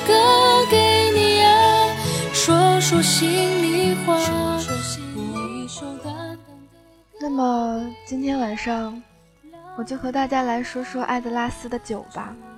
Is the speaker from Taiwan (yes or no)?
no; Fujian, China; now in Beijing, China; 作为福建人，在中国的帝都